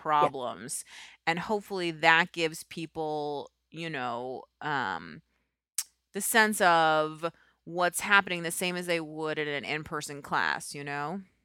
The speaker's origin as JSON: {"language": "English", "town": "New York City", "region": "New York", "country": "United States", "moved": "as an adult", "said": "I'm from New York"}